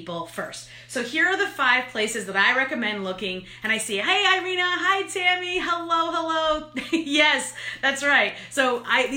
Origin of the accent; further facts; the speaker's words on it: New York, United States; I'm an Italian from New York.